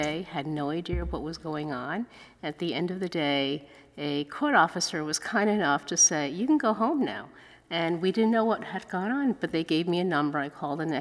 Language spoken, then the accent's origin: English; New York City, New York, United States; first language Chinese; English is a second language; I grew up in Chinatown, and my parents were immigrants